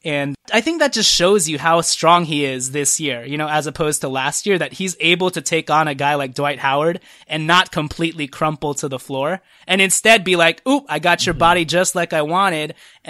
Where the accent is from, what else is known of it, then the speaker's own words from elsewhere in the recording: Trinidad & Tobago; born there; Fun fact, I was born in Trinidad and Tobago.